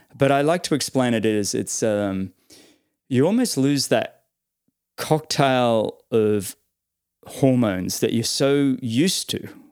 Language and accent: English; Australia; as an Aussie